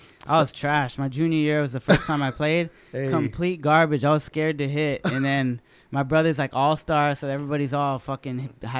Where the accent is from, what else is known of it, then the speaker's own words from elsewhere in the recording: San Jose, California, United States; San Jose High, ratchet.